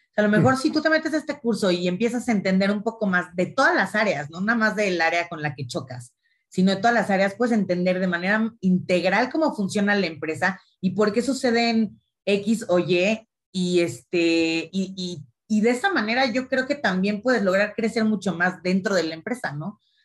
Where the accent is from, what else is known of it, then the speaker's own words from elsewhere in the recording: Mexico; yo también soy mexicana